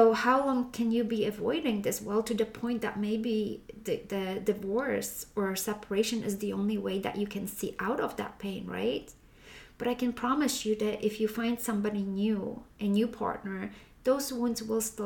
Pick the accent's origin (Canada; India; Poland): Poland; moved away; back when I was raised in Poland.